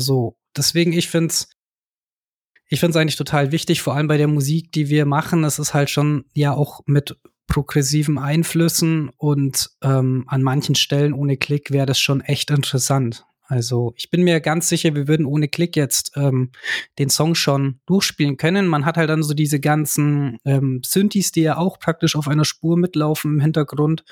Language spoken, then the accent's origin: German; Ammersee, Bavaria, Germany; also born or lived in Nuremberg; wir sind ja ursprünglich aus Nürnberg, beziehungsweise ich sogar vom Ammersee. Ich wohne jetzt auch hier in der Gegend eben.